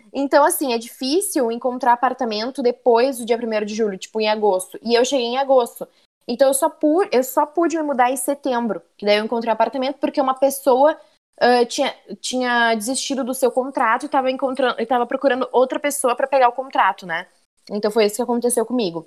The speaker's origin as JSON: {"language": "Portuguese", "town": "Porto Alegre", "region": "Rio Grande do Sul", "country": "Brazil", "moved": "as an adult", "lives_now": "Montreal, Canada", "said": "eu sou de Porto Alegre"}